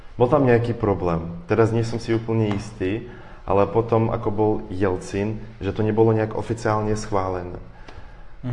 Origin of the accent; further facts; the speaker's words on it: Ukraine; Slovak is a second language; moved away; also born or lived in Russia; ja som tiež Ukrajinec